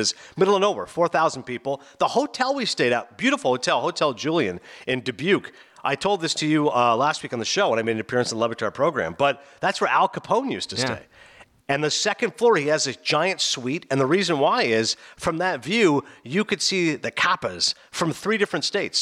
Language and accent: English; Canada; now in New Jersey, United States; I'm from the East Coast.